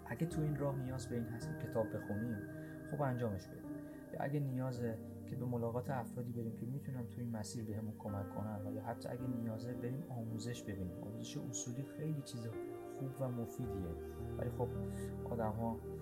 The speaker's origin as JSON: {"language": "Persian", "country": "Iran", "tie": "born or raised there", "moved": "yes", "said": "زمانی که در ایران بچه بودم و ساز می زدم"}